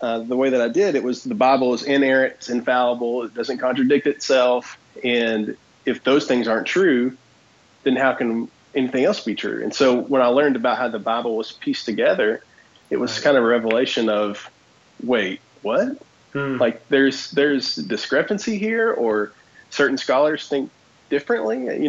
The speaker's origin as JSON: {"language": "English", "region": "Kentucky", "country": "United States", "said": "from Kentucky"}